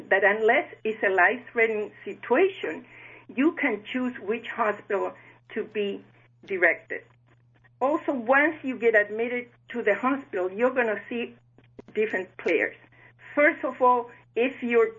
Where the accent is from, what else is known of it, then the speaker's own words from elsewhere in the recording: Chile; moved away as an adult; now in South Florida, United States; I was born in Chile, and I had the opportunity to learn, love, and care for seniors as on and off my grandmothers lived with us. On my early 20s, I moved to the United States